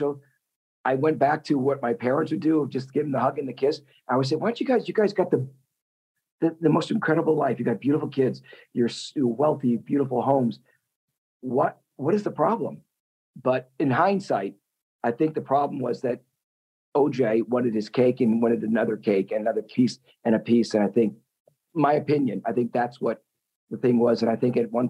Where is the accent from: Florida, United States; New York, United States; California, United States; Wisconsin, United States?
Wisconsin, United States; now in Los Angeles, United States; growing up in Wisconsin